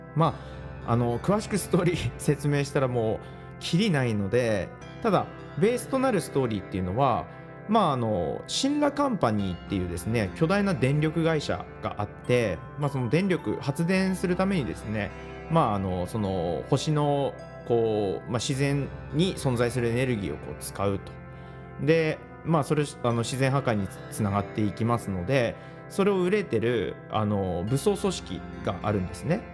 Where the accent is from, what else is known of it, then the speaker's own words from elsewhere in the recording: Japan; 私雪国出身